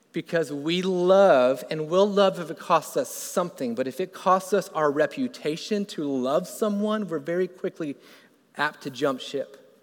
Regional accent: Florida, United States; I grew up in Florida

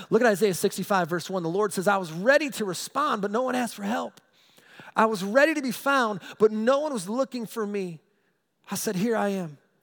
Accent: United States; I'm an American. Proud to be an American

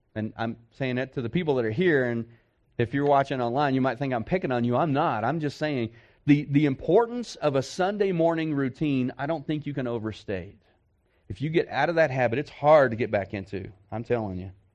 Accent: Texas, United States; I'm from Texas

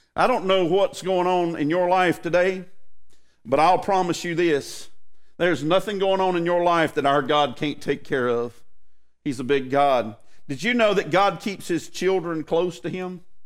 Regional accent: United States; what I feel as an American.

